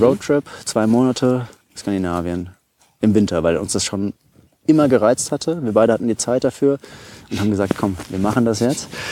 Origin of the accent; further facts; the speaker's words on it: Taunus, Hesse, Germany; moved away as an adult; also born or lived in Giessen / Vienna; ich bin aus dem Taunus, äh, bin ich dort aufgewachsen